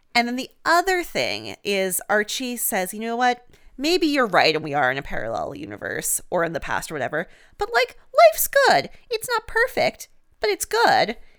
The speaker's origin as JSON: {"language": "English", "country": "Canada", "said": "I'm a Canadian"}